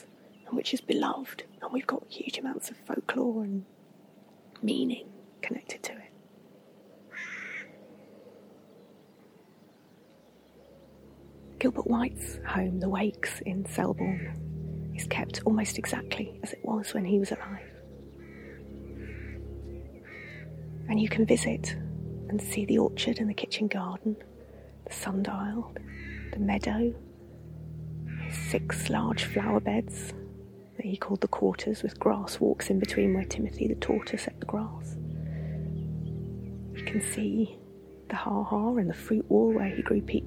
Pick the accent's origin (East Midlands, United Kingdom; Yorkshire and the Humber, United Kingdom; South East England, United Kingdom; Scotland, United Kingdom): South East England, United Kingdom; Surrey; moved away; I grew up in Surrey, which was somewhere neither of my parents had any connection